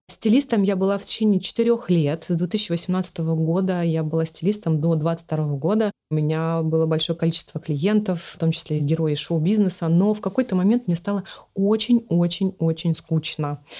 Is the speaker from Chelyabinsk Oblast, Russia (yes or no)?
yes; Magnitogorsk, Chelyabinsk Oblast, Russia; moved away; мы отправились всей семьей на машине в мои родные края, в Челябинскую область, э, город Магнитогорск